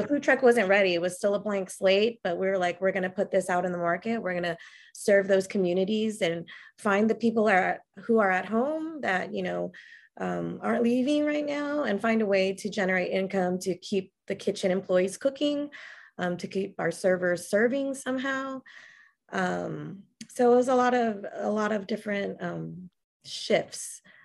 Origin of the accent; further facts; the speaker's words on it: San Antonio, Texas, United States; also born or lived in California; pretty much native to San Antonio in Texas